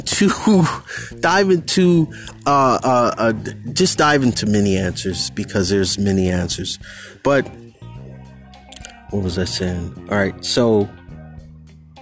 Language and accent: English; Bay Area, California, United States; moved away as an adult; here I am in 2021, back in my hometown, and everything is like totally changed.